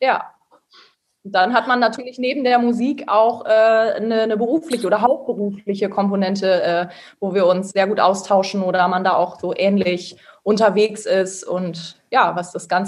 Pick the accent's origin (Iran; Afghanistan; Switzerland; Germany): Germany; Lingen, Lower Saxony; now in Osnabrück, Germany; Ja, also ich bin auf jeden Fall äh, auch ein Emskind, äh, aber wohne jetzt auch in Osnabrück.